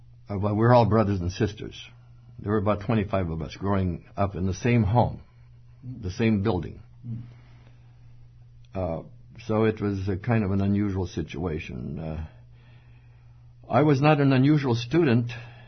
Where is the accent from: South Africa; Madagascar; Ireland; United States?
Madagascar; And I was 1 year old, actually, when they dragged me out there. And growing up in Madagascar, one word was upon my consciousness, and it was the word elsewhere.